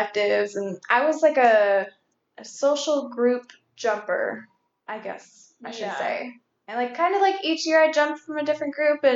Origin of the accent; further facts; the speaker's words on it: Northern California, United States; moved away as an adult; also born or lived in Canada; now in Orange County, United States; I was born in Canada, lived there for like a year and a half, 2 years, and then my family picked up and moved to Northern California. And we stayed living there, grew up, and like 18 years, I think we spent there.